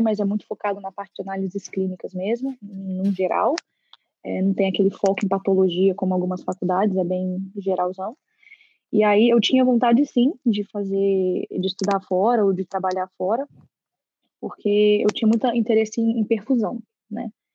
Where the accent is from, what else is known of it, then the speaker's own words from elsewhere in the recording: Brasília, Federal District, Brazil; moved away as an adult; Eu sou nascida e criada em Brasília